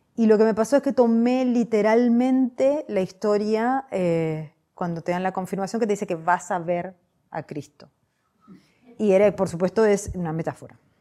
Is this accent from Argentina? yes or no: yes; Argentina; mi país